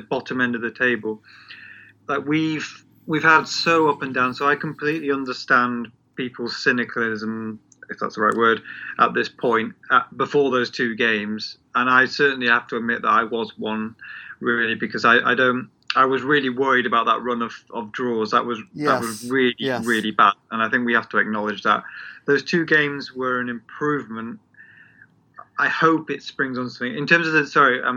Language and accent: English; England, United Kingdom; Being English